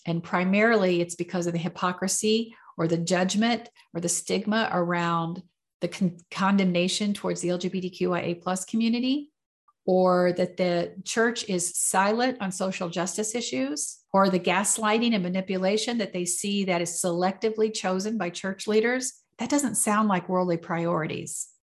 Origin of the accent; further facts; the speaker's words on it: United States; I was born in America and raised Southern Baptist